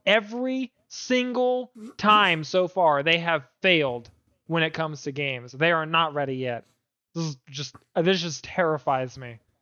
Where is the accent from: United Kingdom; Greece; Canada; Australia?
Canada; I'm Canadian